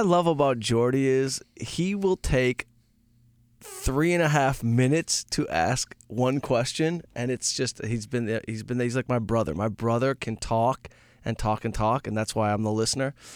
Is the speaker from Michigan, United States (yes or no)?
yes; outside Detroit, Michigan, United States; moved away; I grew up outside Detroit